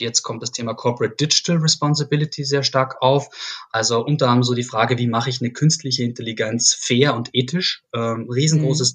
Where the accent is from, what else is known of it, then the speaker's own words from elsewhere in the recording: Salzkammergut, Upper Austria, Austria; moved away as an adult; also born or lived in Graz; now in Berlin, Germany; ich äh, bin gebürtiger Österreicher, komme aus Oberösterreich, aus dem schönen Salzkammergut, bin dort groß geworden